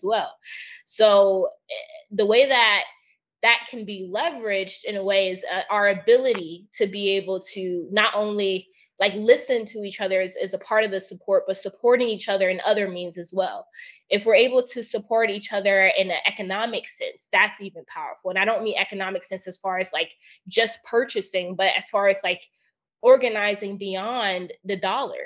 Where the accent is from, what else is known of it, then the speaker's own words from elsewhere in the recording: United States; I grew up in the States